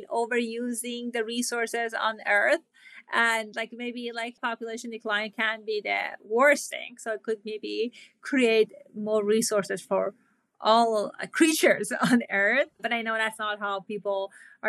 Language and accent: English; Iran; moved away; I grew up in Iran